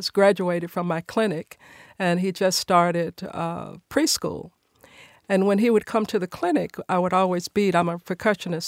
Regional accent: Nashville, Tennessee, United States; I was born and raised here in Nashville in a music family

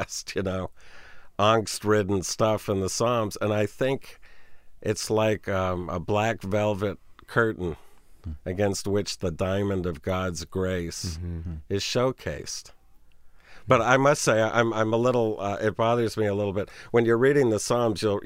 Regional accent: United States; as an American

